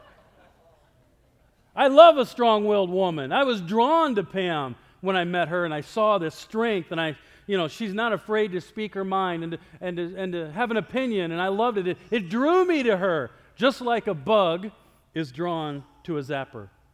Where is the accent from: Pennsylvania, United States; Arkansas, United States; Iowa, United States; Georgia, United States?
Iowa, United States; moved away; I'm from Iowa